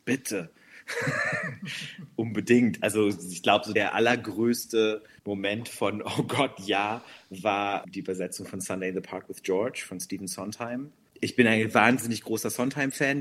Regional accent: North Rhine-Westphalia, Germany; first language German; ich bin gebürtig aus Nordrhein-Westfalen, wirklich an der holländischen Grenze fast aufgewachsen

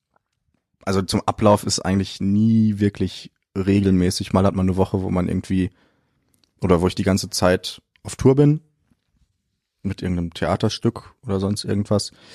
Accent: Detmold, North Rhine-Westphalia, Germany; now in Cologne, Germany; ich komme aus Detmold. Äh, das ist eine kleine Stadt bei Bielefeld.

